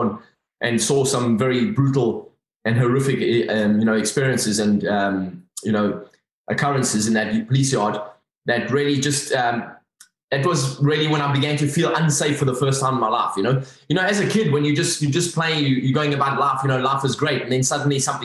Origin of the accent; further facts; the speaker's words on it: Durban, KwaZulu-Natal, South Africa; accent: South African; I grew up in Durban on the east coast of South Africa